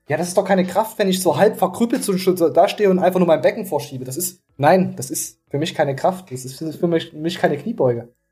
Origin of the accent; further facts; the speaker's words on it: East Germany, Germany; als Ostler